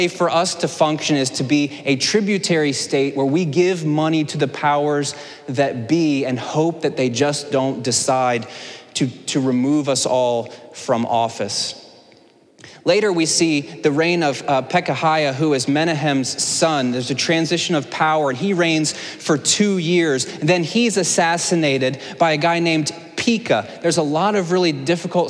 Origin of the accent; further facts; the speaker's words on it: Laurel, Delaware, United States; I'm from Laurel, Delaware.